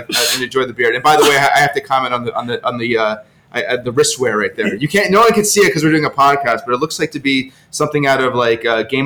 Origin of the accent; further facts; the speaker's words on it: United States; I, being an American